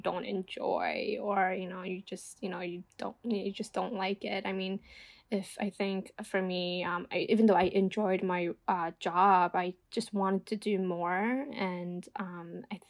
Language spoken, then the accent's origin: English; New York, United States; also born or lived in New Jersey; I'm originally from New York, and I worked in New York. I went to school in New York